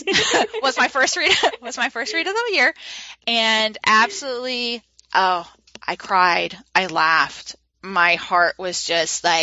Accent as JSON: {"language": "English", "country": "United States", "tie": "born or raised there", "said": "I'm an American because I've lived my whole life in America"}